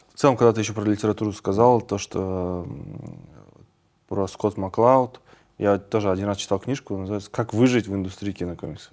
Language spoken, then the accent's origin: Russian; Kazakhstan; мы, казахи, очень креативный народ